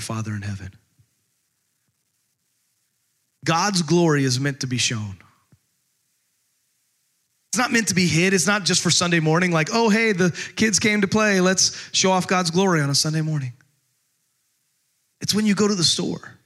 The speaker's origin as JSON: {"language": "English", "region": "Texas", "country": "United States", "tie": "born or raised there", "said": "growing up in Texas, we had you could call it a ranch"}